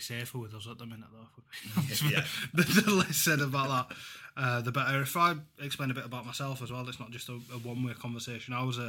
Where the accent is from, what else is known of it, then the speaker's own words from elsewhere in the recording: Huddersfield, Yorkshire and the Humber, United Kingdom; I've got a soft spot for them, obviously being my hometown club. But I wouldn't ever want to claim them as my own.